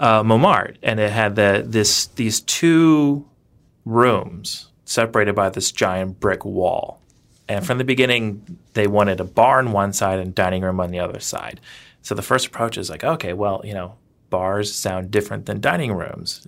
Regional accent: the South, United States; moved away as an adult; also born or lived in Louisiana / Georgia / Savannah, Georgia / New York; now in Madison, United States; I'm originally from the South in Louisiana and Georgia, so I, I kinda grew up in the, the Gothic South, as it were.

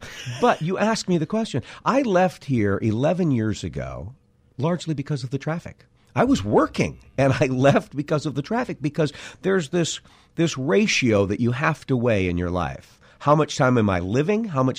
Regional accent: Cedar Falls, Iowa, United States; moved away as an adult; I was born in Cedar Falls, Iowa.

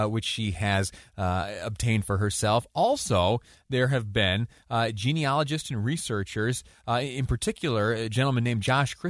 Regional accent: Mount Morris, New York, United States; I was raised in the birthplace of the Pledge of Allegiance.

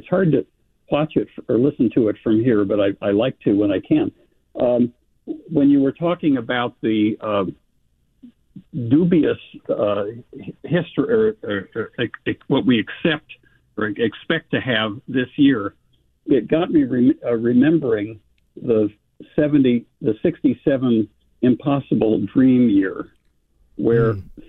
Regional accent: Eugene, Oregon, United States; the only other player of note from somebody growing up in Eugene, Oregon, was Jose Tartable, because when I was a kid, he played for the Eugene Emeralds

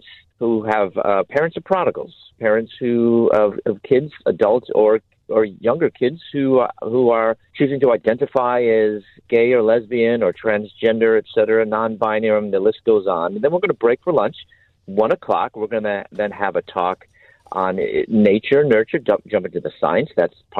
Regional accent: Chicago, Illinois, United States; moved away as an adult; also born or lived in Louisville, Kentucky / Atlanta, Georgia; now in San Diego, United States; I'm originally from Chicago. I'm actually living in the San Diego area now

